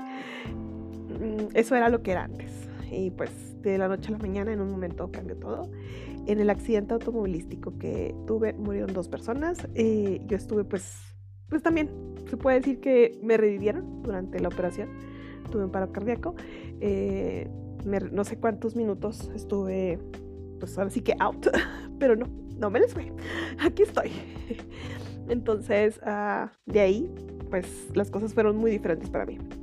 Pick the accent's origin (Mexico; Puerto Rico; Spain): Mexico; Chihuahua; soy de Chihuahua, en México.